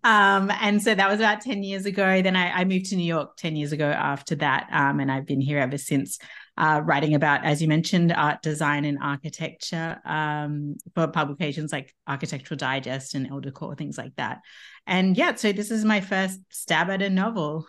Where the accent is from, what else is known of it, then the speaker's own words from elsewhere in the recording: Tasmania, Australia; moved away as an adult; also born or lived in Brisbane, Australia / Paris, France; I'm from Tasmania, but I went to uni in Brisbane